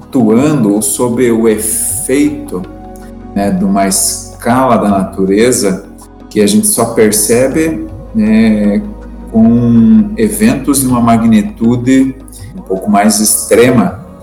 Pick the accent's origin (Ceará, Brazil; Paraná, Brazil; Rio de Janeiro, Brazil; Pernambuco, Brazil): Paraná, Brazil; Morretes; E ainda somos de Morretes